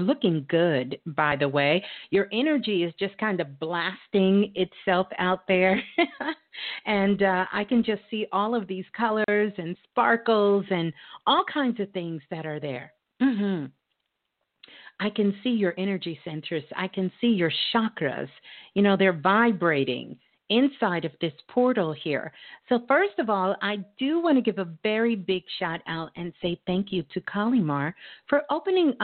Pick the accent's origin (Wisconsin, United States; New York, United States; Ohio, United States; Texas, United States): New York, United States; New York City; Brooklyn's in the house. That's my hometown